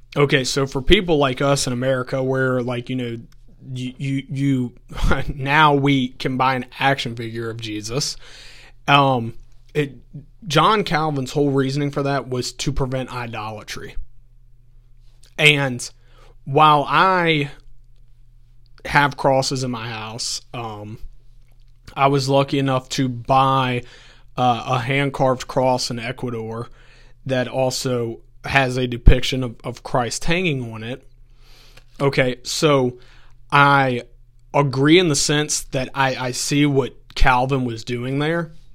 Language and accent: English; Augusta County, Virginia, United States; I grew up in Augusta County. So if anyone's familiar, it's the valley that is literally in between UVA College and Virginia Tech